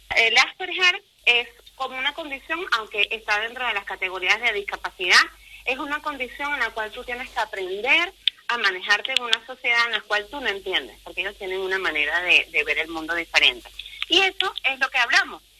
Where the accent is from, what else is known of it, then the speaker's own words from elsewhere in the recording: Venezuela; moved away as an adult; now in Ponferrada, Spain; soy venezolana con genes españoles y la mitad de mis genes son de aquí, de la tierra berciana